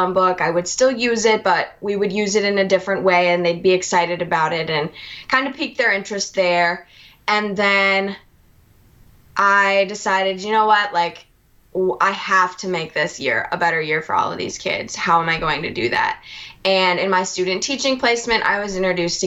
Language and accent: English; Minnesota, United States; moved away as an adult; now in Alabama, United States; I'm originally from Minnesota.